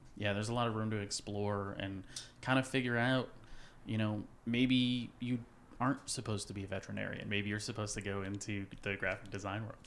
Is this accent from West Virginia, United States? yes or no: yes; West Virginia, United States; I'm coming from West Virginia.